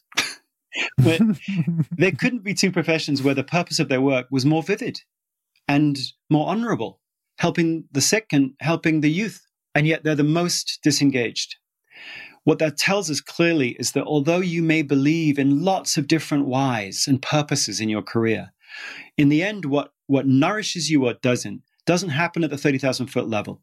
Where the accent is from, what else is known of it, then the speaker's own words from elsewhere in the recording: United Kingdom; moved away; I'm British